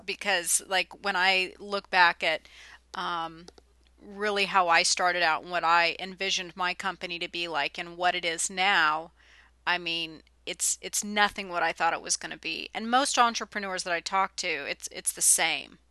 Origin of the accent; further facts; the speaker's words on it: California, United States; born and raised in California